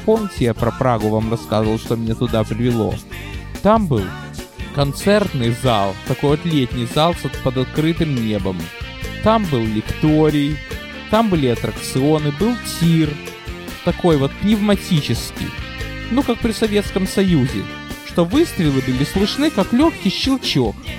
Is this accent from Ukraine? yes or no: yes; Odesa, Odesa Oblast, Ukraine; also born or lived in Brooklyn, United States; now in United States; я родился и вырос на Молдаванке